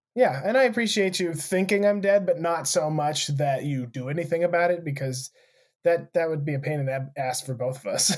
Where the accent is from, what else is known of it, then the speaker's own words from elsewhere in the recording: United States; growing up in Montana or Wyoming